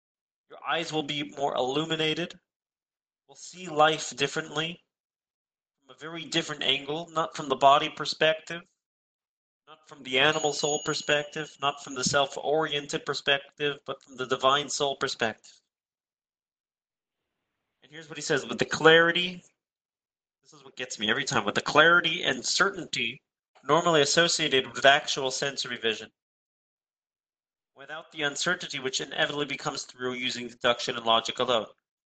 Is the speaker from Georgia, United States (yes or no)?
no; California, United States; experiencing very similar issues to that which we experience growing up in the Bay Area, living in the Bay Area in a more exposed environment.